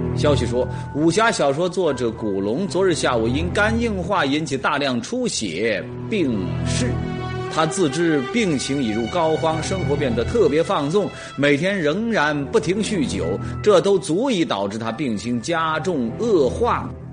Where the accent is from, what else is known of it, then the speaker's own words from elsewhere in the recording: Jiangxi, China; 我们江西人